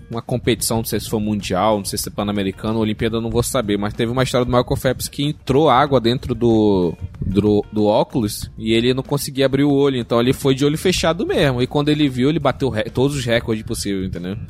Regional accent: Brazil; Eu sou brasileiro

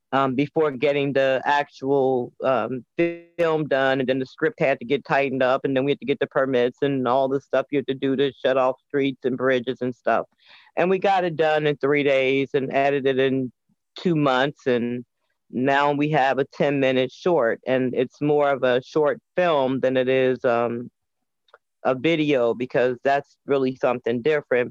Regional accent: Chicago, Illinois, United States; also born or lived in Indianapolis, Indiana; now in Washington, D.C., United States; I was born and reared until I was nine years old in Indianapolis, Indiana grew up in Chicago and I've been in the district for 30 years

